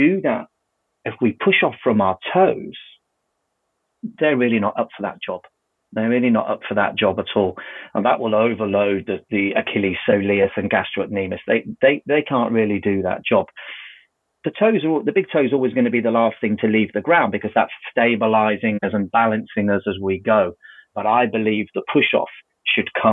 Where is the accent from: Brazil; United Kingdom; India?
United Kingdom; we're British